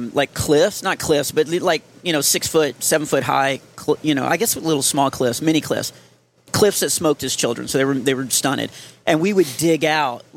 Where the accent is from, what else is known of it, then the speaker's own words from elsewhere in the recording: Texas, United States; we're from Texas.